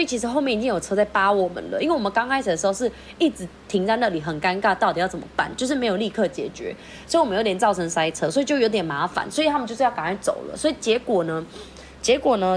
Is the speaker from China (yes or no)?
no; Philippines; now in Taiwan; 我是菲律宾人